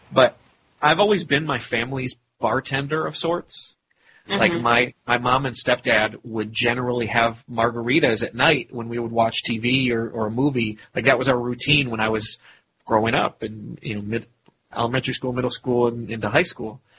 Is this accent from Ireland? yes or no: yes; Ireland; once again, as an Irishman